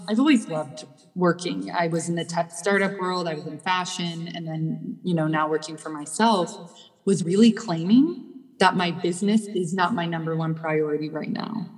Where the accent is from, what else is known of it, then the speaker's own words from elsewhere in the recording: Midwest, United States; moved away as an adult; also born or lived in Vienna; now in Los Angeles, United States; I grew up in the Midwest